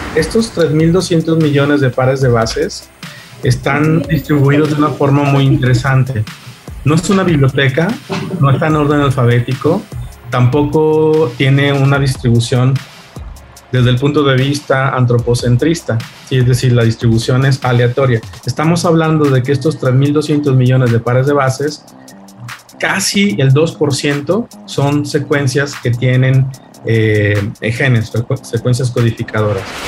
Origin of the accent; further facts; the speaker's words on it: Mexico; Los mexicanos somos realmente un mosaico